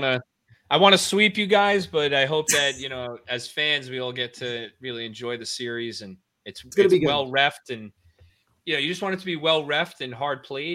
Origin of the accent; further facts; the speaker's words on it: Long Island, New York, United States; growing up in Long Island